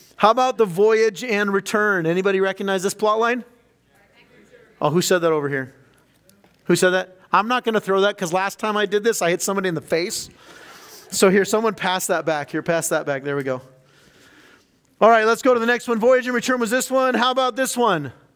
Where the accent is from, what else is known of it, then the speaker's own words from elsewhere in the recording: California, United States; growing up in California